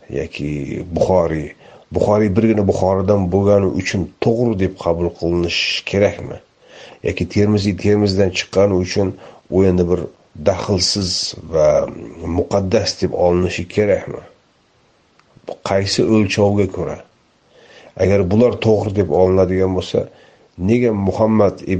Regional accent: Uzbekistan; o'zbeklik endi hammamiz o'zbekmiz

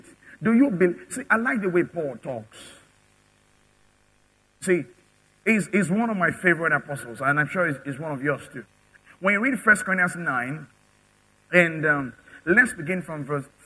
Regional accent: Nigeria; I'm a Nigerian. I have a Nigerian passport

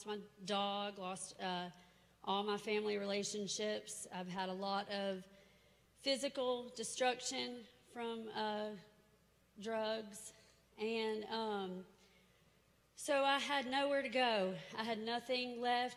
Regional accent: Nashville, Tennessee, United States; I'm from Nashville. I grew up here.

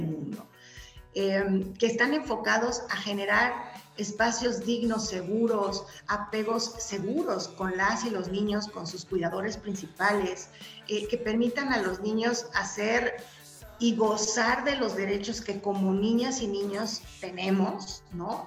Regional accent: Mexico; los mexicanos somos únicos

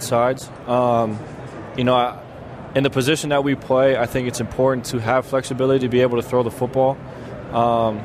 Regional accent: Hawaii, United States; moved away; growing up in Hawaii

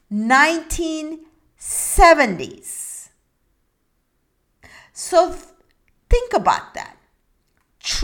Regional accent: Istanbul, Turkey; English is a second language; now in United States; I come from a different country. I come from Turkey, Istanbul

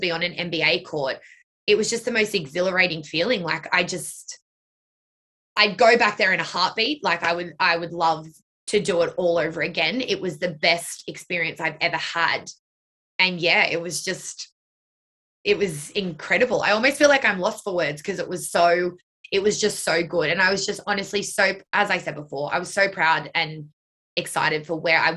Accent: Blue Mountains, New South Wales, Australia; the studio that her and I grew up dancing in the Blue Mountains

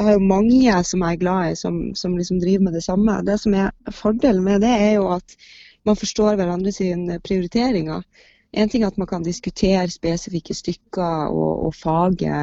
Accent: Bodø, Nordland, Norway; moved away; når jeg kommer fra Bodø, og når jeg var liten, så var det jo Riksteatret og Nordland Teater som var liksom det som, det som var av, av teatertilbud

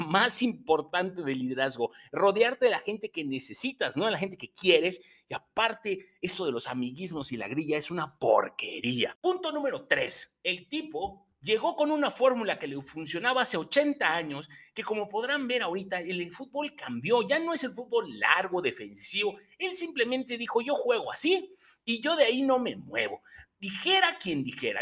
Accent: Mexico; como buen aficionado y mexicano que soy

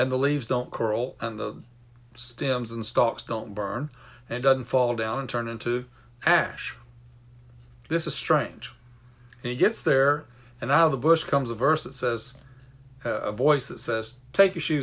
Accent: United States; I grew up near Chesapeake Bay

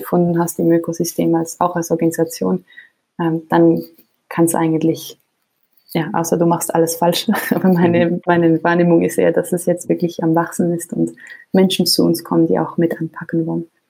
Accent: Switzerland; als Schweizerin

